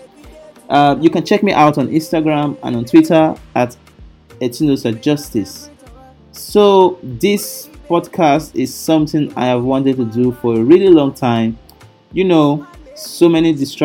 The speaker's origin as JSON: {"language": "English", "country": "Nigeria", "said": "I am from Nigeria"}